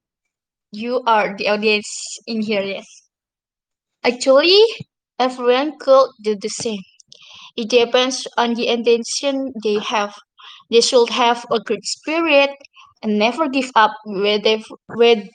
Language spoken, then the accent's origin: English; Kedungtuban, Central Java, Indonesia; also born or lived in Blora; I was born in Blora on July 28, 2004. And I'm originally from Kedungtuban.